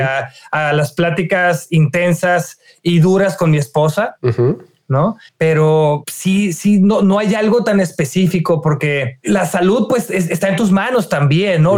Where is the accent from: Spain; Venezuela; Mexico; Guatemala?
Mexico; Reynosa, Tamaulipas; yo soy de, de Reynosa